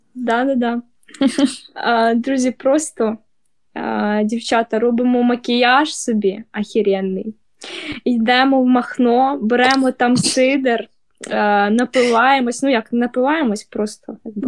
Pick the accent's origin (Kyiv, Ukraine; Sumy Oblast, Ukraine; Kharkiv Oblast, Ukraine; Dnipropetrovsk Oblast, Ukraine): Dnipropetrovsk Oblast, Ukraine; Dnipro; ми з Дніпра